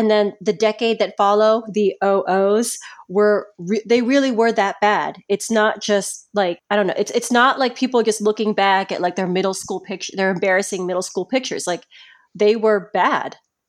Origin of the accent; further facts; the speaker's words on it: Philippines; It's because we're Filipino, so like all the guys in the family, all the cousins and the uncles, everyone watches it.